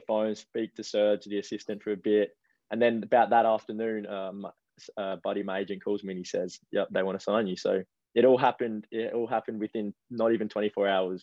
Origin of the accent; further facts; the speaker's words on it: Adelaide, South Australia, Australia; moved away as an adult; now in Central Coast, Australia; where I grew up in Adelaide, I was two minutes from the beach.